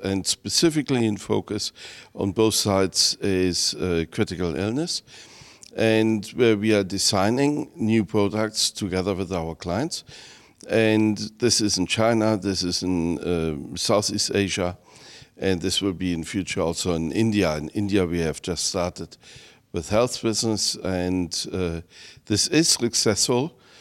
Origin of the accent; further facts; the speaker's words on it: Germany; I come from Germany, 80 million